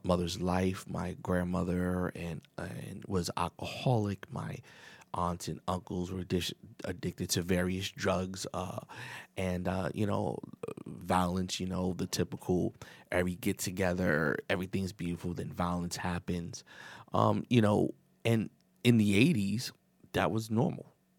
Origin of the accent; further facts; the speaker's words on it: New York City, New York, United States; I was raised in New York, the Bronx